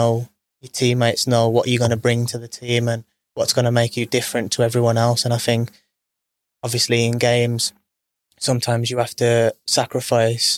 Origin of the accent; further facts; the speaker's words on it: Birmingham, West Midlands, United Kingdom; knew I was from Birmingham